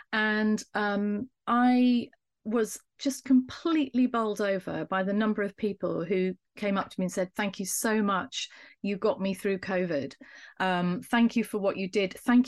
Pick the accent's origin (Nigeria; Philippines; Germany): Germany; I'm a landscape architect. I'm from Germany.